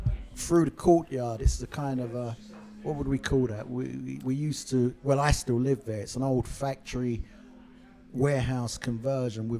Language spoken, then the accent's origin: English; London, United Kingdom; also born or lived in Bow, London; I was born actually in Stepney, and my family house, my mother, she still lives probably half a mile from here